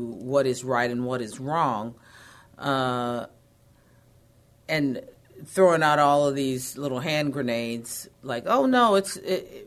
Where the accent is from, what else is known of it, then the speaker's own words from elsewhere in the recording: Texas, United States; I'm pretty independent and feisty. I think that is a part of being a Texan